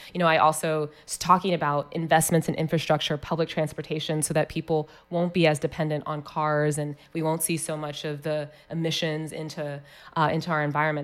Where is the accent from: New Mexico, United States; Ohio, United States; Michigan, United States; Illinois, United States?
Ohio, United States; Columbus; I was born here in Columbus at the Ohio State University Hospital